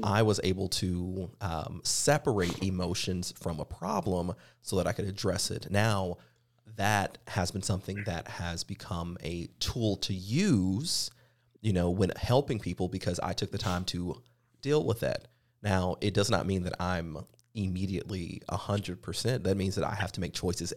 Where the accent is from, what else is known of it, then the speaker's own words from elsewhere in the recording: the Bible Belt, the South, United States; growing up in the South, in the Bible Belt itself